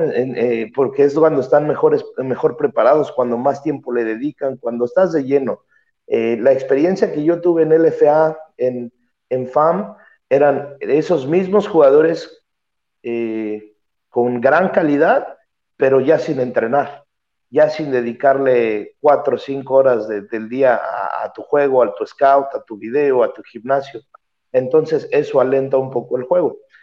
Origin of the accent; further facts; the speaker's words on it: Mexico; moved away; soy el único mexicano, bueno, ya era el único mexicano, pero ahora soy el único mexicano eh, por acá